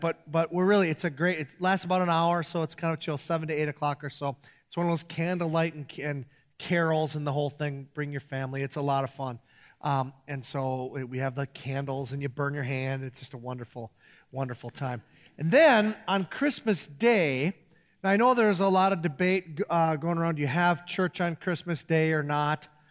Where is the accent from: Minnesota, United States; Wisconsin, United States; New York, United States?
Minnesota, United States; Iron Range; growing up on the Iron Range